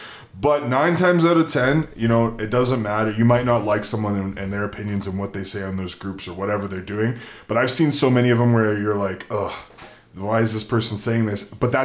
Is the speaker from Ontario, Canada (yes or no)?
no; Edmonton, Alberta, Canada; moved away as an adult; also born or lived in Lloydminster; now in Fort St. John, Canada; Like, I'm born and raised in Edmonton, but I've been working in small towns for the past 10 years now. Like, previous to Fort St. John, I was in Lloydminster, which is very comparable.